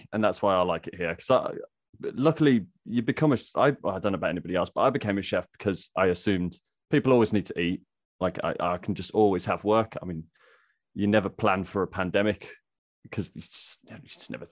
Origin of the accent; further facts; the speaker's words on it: Midlands, United Kingdom; accent: Midlands; also born or lived in Scotland; I don't sound like I'm from the Midlands